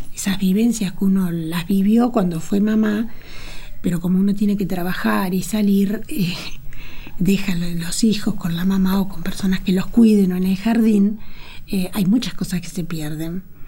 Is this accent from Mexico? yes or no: no; Argentina; Yo soy muy, me siento muy argentina, muy americana, muy latinoamericana. Amo Latinoamérica, amo mi tierra